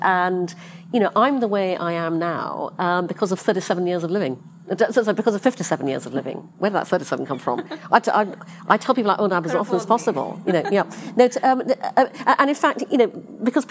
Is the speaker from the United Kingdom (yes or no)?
yes; United Kingdom; moved away; also born or lived in London; I'm British. I was working in London